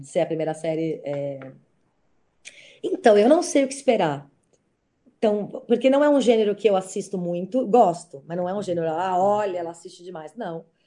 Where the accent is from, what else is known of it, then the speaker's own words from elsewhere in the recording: São Paulo, Brazil; Eu, como sou paulista